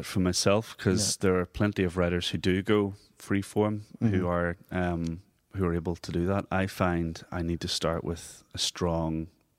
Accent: Monaghan, Ulster, Ireland; also born or lived in Belfast, United Kingdom; Well, I was born in Belfast, but my formative years were in Monaghan.

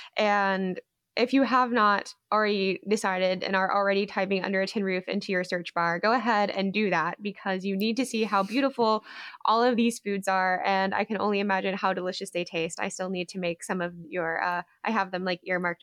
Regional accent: Georgia, United States; my home state of Georgia

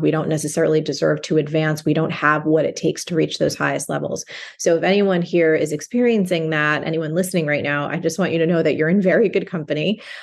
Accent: New Jersey, United States; I grew up in New Jersey, and where I grew up, as a young girl, it was possible for me to walk to school

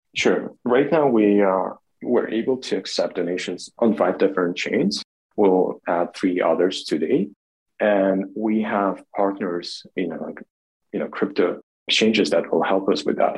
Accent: Kharkiv, Kharkiv Oblast, Ukraine; now in Kyiv, Ukraine; I grew up in Kharkiv, which is the second largest city in Ukraine

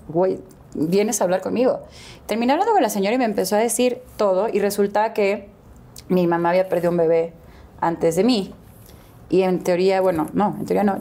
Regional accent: Guadalajara, Jalisco, Mexico; also born or lived in Houston, Texas, United States; nací em, en Houston, pero me crié en Guadalajara

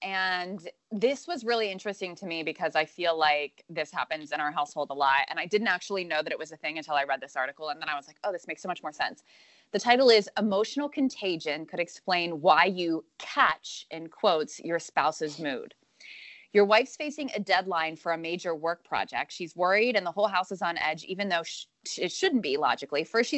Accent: Pennsylvania, United States; I'm from Pennsylvania, but River's from Asheville.

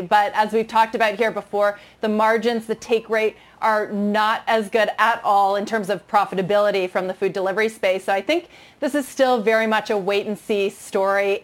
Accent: Canada; moved away; growing up in Canada

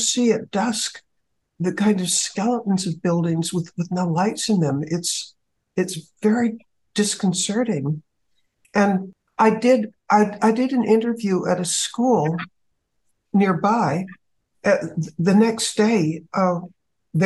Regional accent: United States; as an American

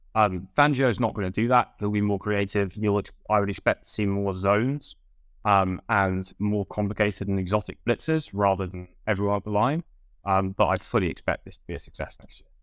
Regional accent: United Kingdom; I'm British

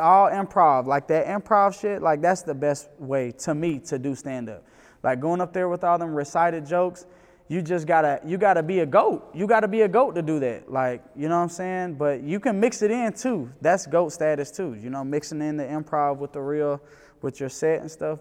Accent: Memphis, Tennessee, United States; also born or lived in New York; now in Atlanta, United States; I'm from Memphis

